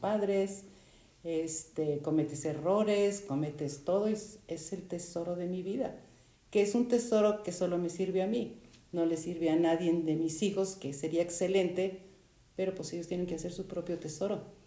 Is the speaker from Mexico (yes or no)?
yes; Mexico; tengo 74 años y soy de México